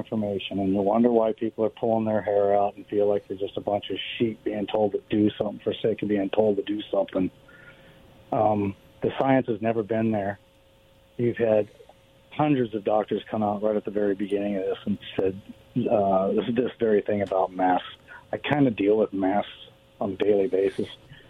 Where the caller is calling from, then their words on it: Kennewick, Washington, United States; Dan from Kennewick.